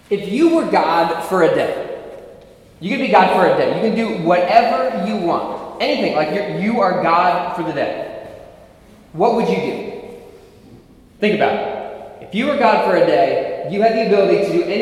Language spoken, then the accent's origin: English; Philadelphia, Pennsylvania, United States; moved away; also born or lived in Ohio, United States; So I was born in West Philadelphia. That's where I was born and raised.